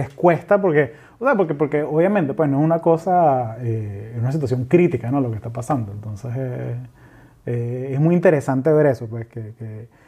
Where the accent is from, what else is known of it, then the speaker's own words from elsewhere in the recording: Venezuela; No, yo soy venezolano